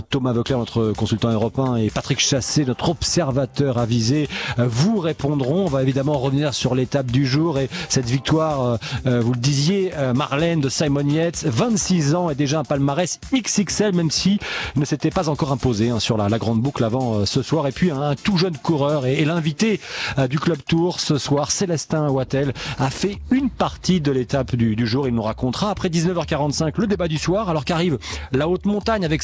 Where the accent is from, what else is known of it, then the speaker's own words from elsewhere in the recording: France; mais nous on va surtout retenir, parce qu'on est français un peu chauvin